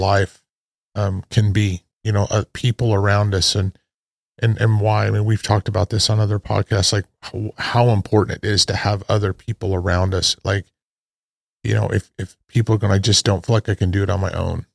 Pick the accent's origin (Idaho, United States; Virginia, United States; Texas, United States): Idaho, United States; when I was a kid, uh, growing up in Idaho and on my grandparents' farm